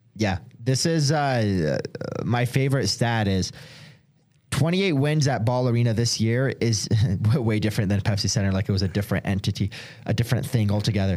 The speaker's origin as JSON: {"language": "English", "town": "Detroit", "region": "Michigan", "country": "United States", "moved": "yes", "lives_now": "Denver, United States", "said": "a lot of people move here from out of state, which I'm one of them. Like, I'm from Detroit."}